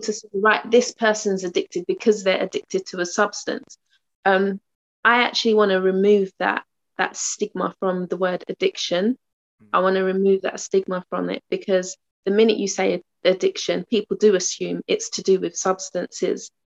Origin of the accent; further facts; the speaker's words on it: London, United Kingdom; moved away as an adult; now in Uxbridge, United Kingdom; moving from my hometown, um, Tottenham, to Uxbridge.